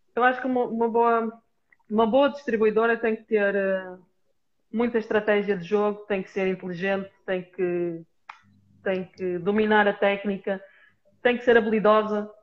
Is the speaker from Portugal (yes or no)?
yes; Portugal; nós, enquanto portuguesas